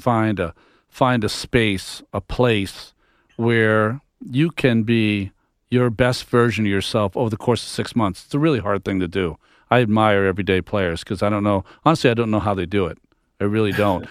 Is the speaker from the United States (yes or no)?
yes; Massachusetts, United States; I'm from Massachusetts. Grew up a Red Sox fan